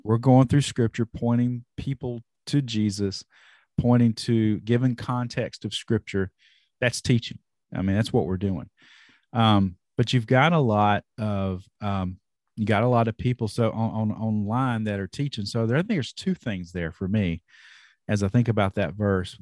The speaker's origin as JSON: {"language": "English", "region": "North Carolina", "country": "United States", "said": "I'm from North Carolina"}